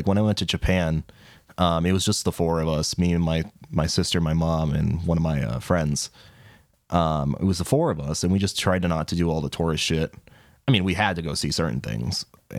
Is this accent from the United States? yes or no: no; England, United Kingdom; We're English.